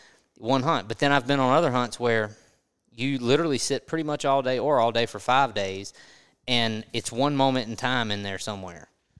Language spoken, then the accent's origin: English; Mississippi, United States; Mississippi and Louisiana are very similar, and I grew up in Mississippi, but I've been in Louisiana for a long time